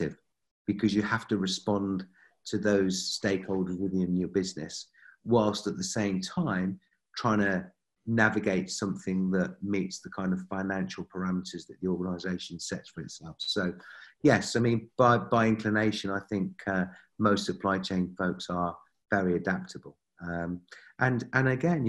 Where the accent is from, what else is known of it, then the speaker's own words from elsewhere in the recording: United Kingdom; being a Brit